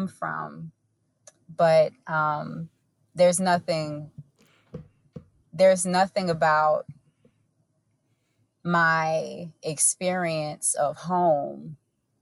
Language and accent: English; Augusta, Georgia, United States; I grew up in East Augusta, which is one of the places that it seemed to have been intentionally divested from here in our city